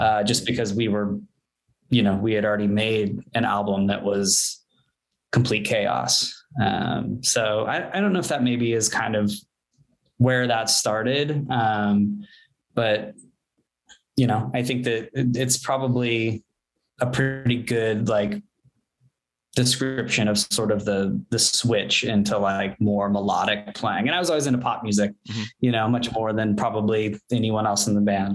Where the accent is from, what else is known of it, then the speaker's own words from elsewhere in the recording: Bothell, Washington, United States; moved away as an adult; also born or lived in Texas / Redmond, Washington / Seattle, Washington; now in Los Angeles, United States; We moved to Bothell when I was 10